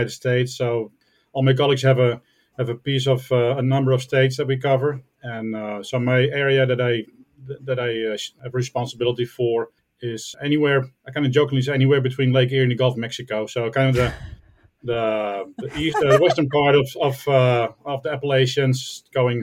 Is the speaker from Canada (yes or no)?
no; Netherlands; I'm from the Netherlands